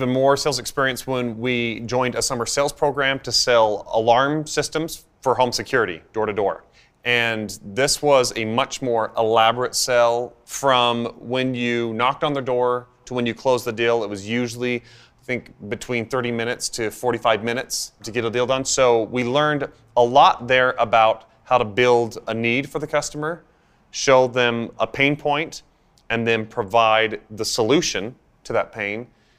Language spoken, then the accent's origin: English; Idaho, United States; I come from a family of 9 kids. And like any cliched Idaho family, we grew up on a potato farm.